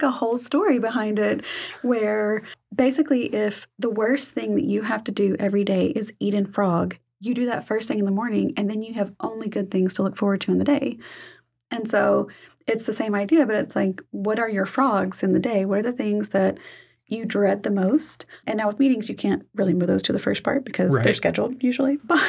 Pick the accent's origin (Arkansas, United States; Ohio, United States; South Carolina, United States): Arkansas, United States; I'm a Southeast Arkansas girl.